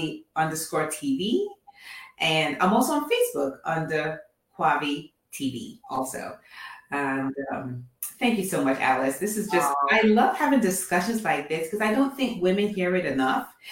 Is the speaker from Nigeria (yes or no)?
yes; Nigeria; also born or lived in England; now in Atlanta, United States; I'm originally from Nigeria, born in England, and then now I live in Atlanta.